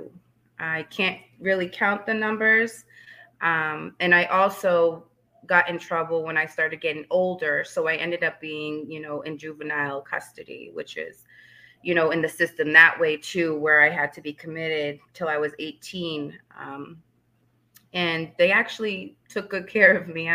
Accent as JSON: {"language": "English", "town": "Leominster", "region": "Massachusetts", "country": "United States", "tie": "born or raised there", "also_born_or_lived": "Fitchburg, Massachusetts", "said": "I was born in Fitchburg, Massachusetts, and raised in Leominster"}